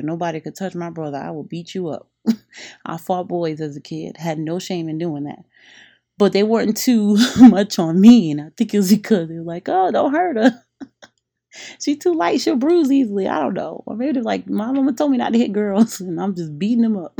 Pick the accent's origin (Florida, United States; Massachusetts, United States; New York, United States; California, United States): Massachusetts, United States; Revere; moved away as an adult; also born or lived in Boston; now in Miami, United States; I grew up in Revere Beach in Monroe Heights